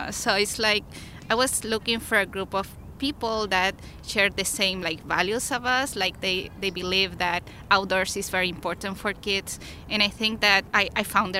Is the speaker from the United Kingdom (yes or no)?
no; Chile; moved away as an adult; I came from Chile like 8 years ago, where my husband and I, we have always been like into outdoors, so we backpack a lot. We did some mountaineering there in Chile